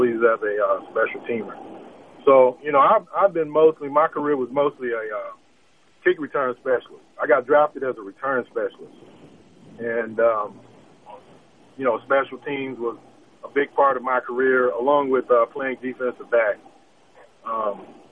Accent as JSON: {"language": "English", "town": "Dallas", "region": "Texas", "country": "United States", "tie": "born or raised there", "said": "I'm originally from Dallas, Texas, and I went to H. Grady Spruce High School"}